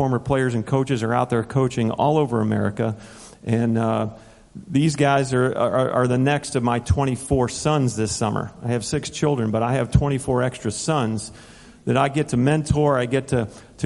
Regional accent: Northeast Ohio, United States; also born or lived in Minnesota; now in Tyler, Texas, United States; I'm from Tyler, Texas. I was born in Minnesota. Grew up in Northeast Ohio

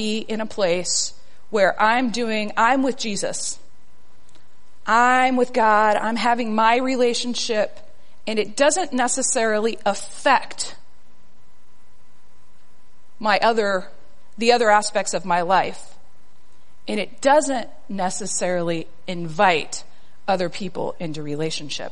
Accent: South Texas, United States; moved away; I am a girl from South Texas

